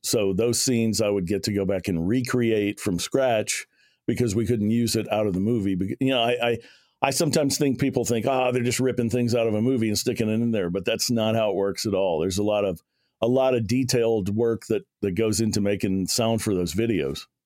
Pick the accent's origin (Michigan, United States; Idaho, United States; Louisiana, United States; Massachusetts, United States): Louisiana, United States; near Shreveport; I'd go over to Shreveport, which is about a forty-five minute drive from my hometown